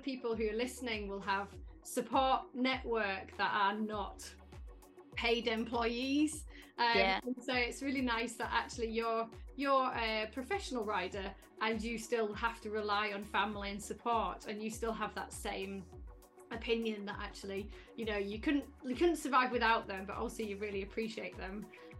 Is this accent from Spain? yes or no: no; Cumbria, North West England, United Kingdom; I grew up in Cumbria as well, so I know some of the area that you're from